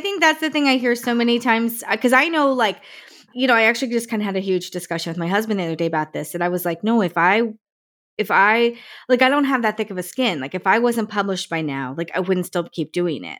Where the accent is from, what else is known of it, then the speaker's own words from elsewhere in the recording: Morris County, New Jersey, United States; moved away; I grew up in Morris